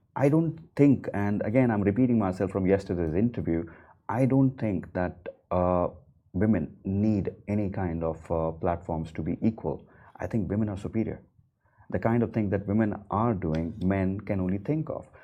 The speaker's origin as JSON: {"language": "English", "country": "India", "moved": "yes", "lives_now": "Dubai, United Arab Emirates", "said": "coming as an Indian, a non Muslim"}